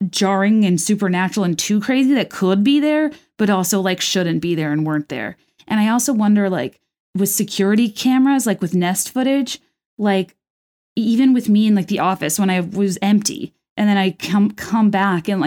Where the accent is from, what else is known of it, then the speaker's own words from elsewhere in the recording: Texas, United States; also born or lived in Chicago; after a nervous breakdown at age 25, I moved home from Chicago to Texas.